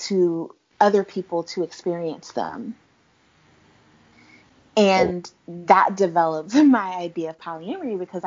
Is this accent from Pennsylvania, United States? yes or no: yes; Philadelphia, Pennsylvania, United States; I am from Philadelphia, and we have a really large Islamic and Muslim community